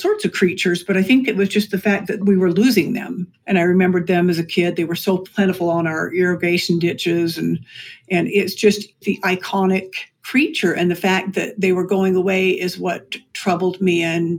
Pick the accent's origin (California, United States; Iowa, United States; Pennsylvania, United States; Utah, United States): Utah, United States; Lehi; also born or lived in Salt Lake City; I grew up in Lehi when it was all, and that's just, what, 30 miles north of Provo or 20 miles north. And it was all open space and agricultural lands at that point, truly.